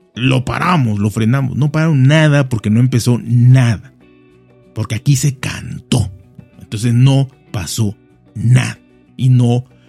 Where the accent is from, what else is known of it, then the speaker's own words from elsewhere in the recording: Mexico; soy mexicano